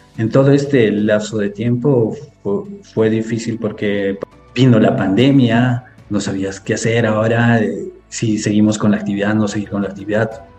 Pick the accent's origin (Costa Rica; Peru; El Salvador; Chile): Peru; Cusco; yo vengo de la ciudad de Cusco, Perú, muy cerca a Machu Picchu